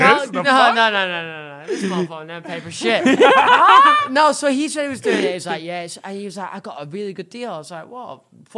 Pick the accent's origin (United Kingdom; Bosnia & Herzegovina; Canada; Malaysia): United Kingdom; Oldham, North West England; I come from a really shit place in Manchester. It's called Cheddarton.